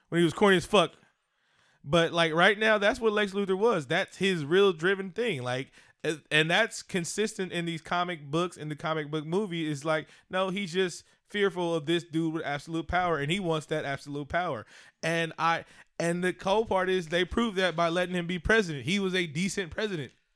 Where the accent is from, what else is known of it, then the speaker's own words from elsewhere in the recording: West Coast, United States; I grew up on the West Coast